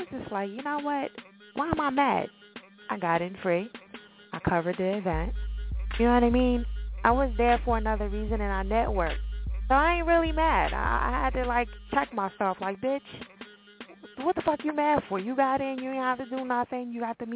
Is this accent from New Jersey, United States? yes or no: yes; New Jersey, United States; Jersey, all that good stuff, my home state.